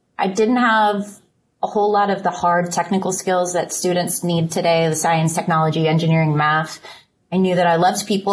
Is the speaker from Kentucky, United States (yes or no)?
no; Fairfax County, Virginia, United States; I was born in Fairfax County Hospital.